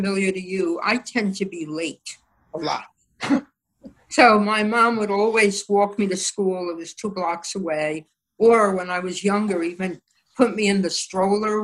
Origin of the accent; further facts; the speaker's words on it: New York City, New York, United States; I loved growing up in the Bronx